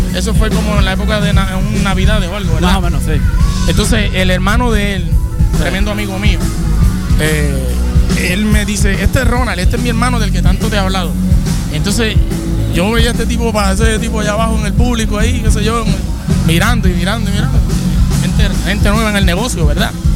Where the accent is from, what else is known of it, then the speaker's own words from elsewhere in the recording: San Sebastián, Puerto Rico; somos naturales de San Sebastián, del área oeste